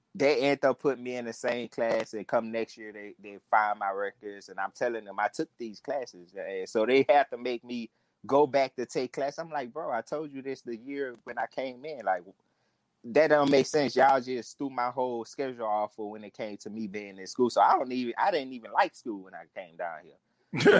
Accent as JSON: {"language": "English", "town": "New Orleans", "region": "Louisiana", "country": "United States", "tie": "born or raised there", "said": "I'm from New Orleans too, and I'm from the uh, the St. Thomas"}